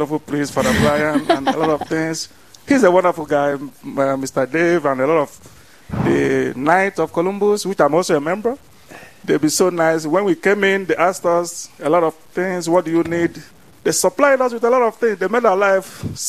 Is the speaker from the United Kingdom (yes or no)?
no; Nigeria; moved away as an adult; now in Rapid City, United States; I'm a Nigerian. I came into America roughly 2 years ago.